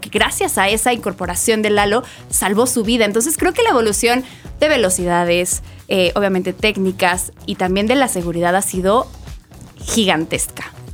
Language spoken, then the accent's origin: Spanish; Mexico; nosotros como mexicanos